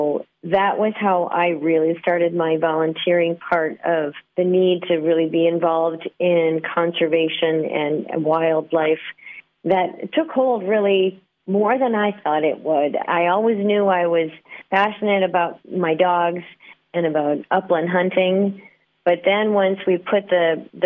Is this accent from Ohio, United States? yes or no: no; central North Dakota, United States; I grew up a farm kid on a small cattle ranch in the central part of North Dakota